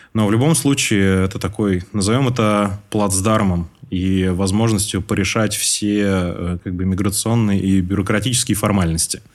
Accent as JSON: {"language": "Russian", "region": "Moscow", "country": "Russia", "tie": "born or raised there", "moved": "as an adult", "lives_now": "Tashkent, Uzbekistan", "said": "Я всю свою сознательную жизнь прожил в Москве"}